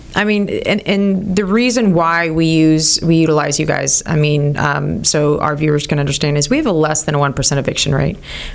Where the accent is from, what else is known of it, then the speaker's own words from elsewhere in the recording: California, United States; I'm from California